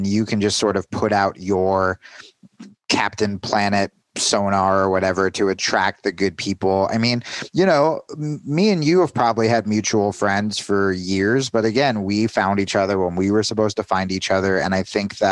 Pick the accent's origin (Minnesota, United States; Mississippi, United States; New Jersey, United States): New Jersey, United States; also born or lived in New York; now in Arizona, United States; I was 16 and I was coming in from New Jersey